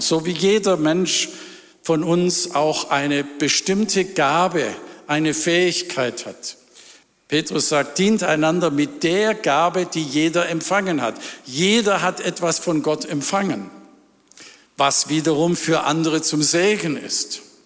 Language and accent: German; Ravensburg, Baden-Württemberg, Germany; in Ravensburg, wo ich herkomme.